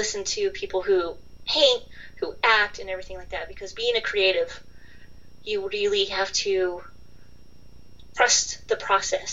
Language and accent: English; Midwest, United States; accent: Midwest; also born or lived in London, United Kingdom; I'm from the part of the country where, like, all of us are like, we don't have accents, we're just, but it was kind of nice to be exotic for a while when I lived over there, because over here, I don't have a Boston or a New York or a Southern, so I'm just kind of Midwest